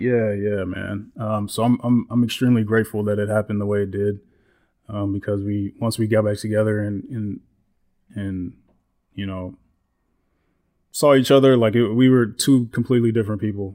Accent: Houston, Texas, United States; moved away as an adult; now in Austin, United States; I grew up in Houston. I went to school in Houston

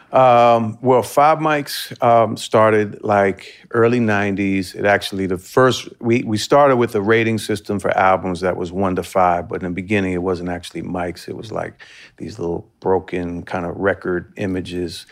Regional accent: Washington, District of Columbia, United States; I'm born and raised in Washington, D C. Um, so I grew up, uh, in the city

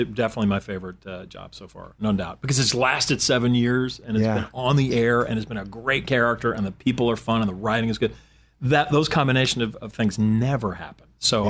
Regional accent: Arkansas, United States; now in Los Angeles, United States; I'm from Arkansas.

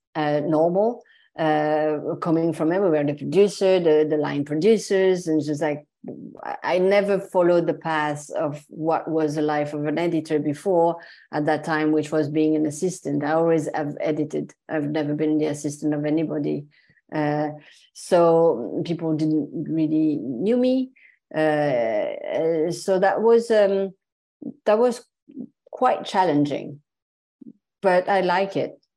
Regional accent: Marseille, Provence-Alpes-Côte d'Azur, France; English is a second language; moved away as an adult; also born or lived in Paris; I was raised in Marseille in the mm. south of France

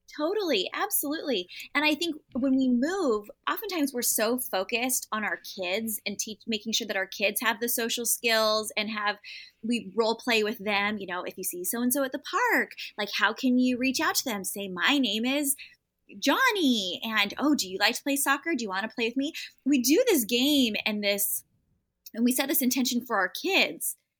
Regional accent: San Diego, California, United States; moved away as an adult; I grew up in San Diego, California, and never moved, went to college in San Diego

